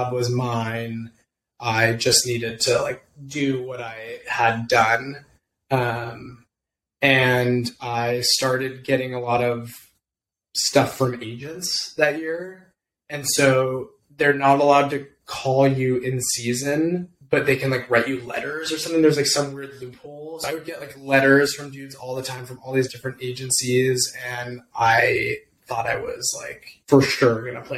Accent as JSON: {"language": "English", "town": "Pasadena", "region": "California", "country": "United States", "said": "I'm from Pasadena."}